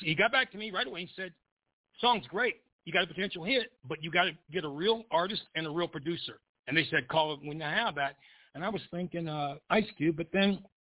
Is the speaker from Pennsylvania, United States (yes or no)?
yes; Pennsylvania, United States; moved away; I grew up in the bluesiest part of Pennsylvania you could ever grow up in. I grew up on Lee Avenue